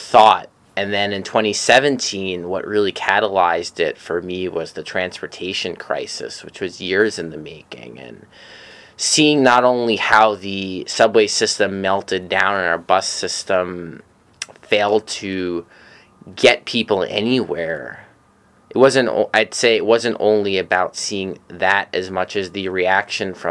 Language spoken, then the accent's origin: English; New York City, New York, United States; I'm from Bay Ridge, Brooklyn, I grew up there, I still live there